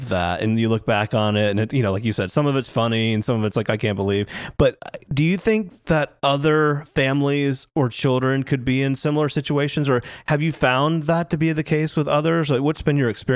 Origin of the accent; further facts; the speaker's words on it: Atlanta, Georgia, United States; my hometown of Atlanta